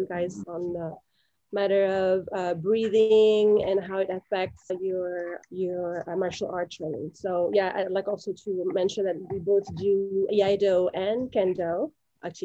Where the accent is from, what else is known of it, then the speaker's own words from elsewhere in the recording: France; now in Massachusetts, United States; We are originally both from France, but we now live in the United States, in Massachusetts, Western Mass.